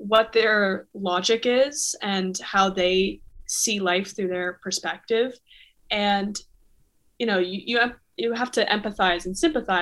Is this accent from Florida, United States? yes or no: yes; South Florida, United States; moved away as an adult; also born or lived in Toronto, Canada; now in New York City, United States; I'm originally from Toronto, Canada, but I grew up in South Florida and now I live in New York